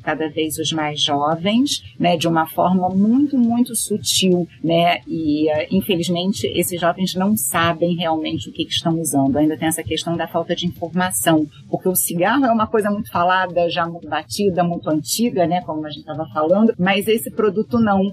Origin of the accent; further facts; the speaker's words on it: Brazil; como brasileiros